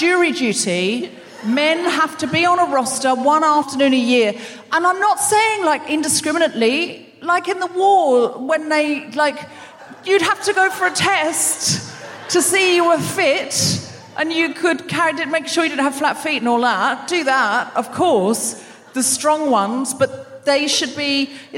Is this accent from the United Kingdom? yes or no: no; Australia; I was raised in Australia.